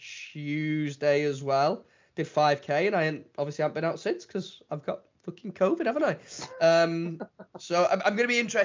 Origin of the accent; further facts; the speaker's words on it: Widnes, North West England, United Kingdom; moved away as an adult; I'm from Widnes